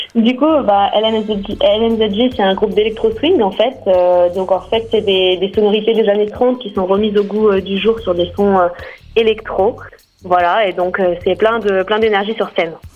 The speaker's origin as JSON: {"language": "French", "town": "Grenoble", "region": "Auvergne-Rhône-Alpes", "country": "France", "said": "on vient de Grenoble, du coup on est tous de Grenoble"}